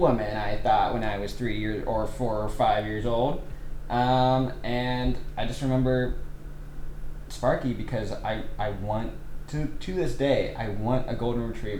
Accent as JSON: {"language": "English", "town": "Fremont", "region": "California", "country": "United States", "tie": "born or raised there", "said": "I grew up in Fremont, California"}